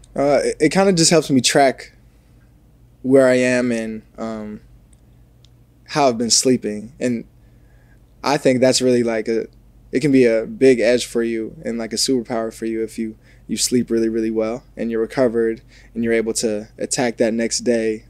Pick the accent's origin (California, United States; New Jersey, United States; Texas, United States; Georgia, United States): New Jersey, United States; moved away as an adult; also born or lived in Ohio; now in Los Angeles, United States; I'm a kid from New Jersey.